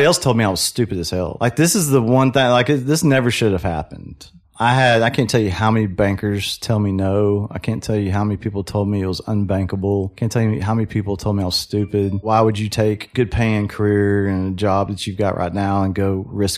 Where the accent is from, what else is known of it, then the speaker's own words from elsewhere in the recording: Waco, Texas, United States; I'm from Waco, born and raised, went to Midway High School